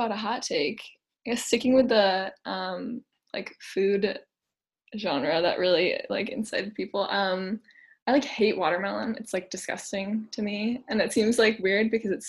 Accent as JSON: {"language": "English", "area": "Boston area", "region": "Massachusetts", "country": "United States", "said": "I'm from the Boston area, like 30 minutes outside"}